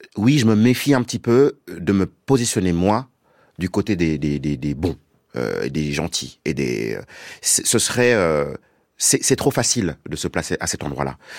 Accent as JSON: {"language": "French", "country": "Senegal", "said": "je viens du Sénégal"}